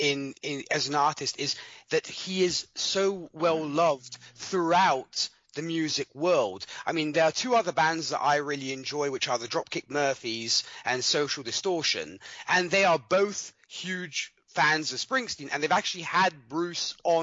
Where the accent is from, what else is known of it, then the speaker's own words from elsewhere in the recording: Milan, Lombardy, Italy; I'm from Milan, Italy. I was born and raised here, though my accent might say different. But yes, I was born and raised over here in Italy. Lived here all my life.